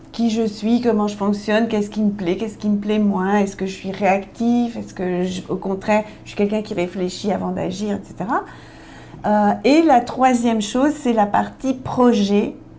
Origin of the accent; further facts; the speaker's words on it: Belgium; Je suis belge